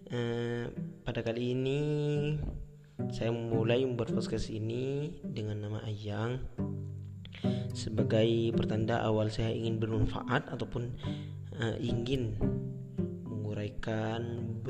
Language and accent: Indonesian; Probolinggo, East Java, Indonesia; born there; saya alamat saya di Python, saya lahir di Probolinggo 17 Agustus 1999.